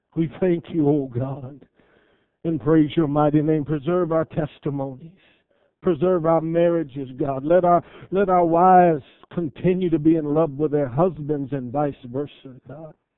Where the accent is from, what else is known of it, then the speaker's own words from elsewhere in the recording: Cleveland, Ohio, United States; I grew up in Cleveland, Ohio